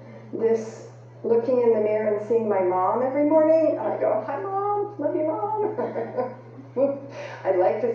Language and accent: English; Federal Way, Washington, United States; I'm from Federal Way, Washington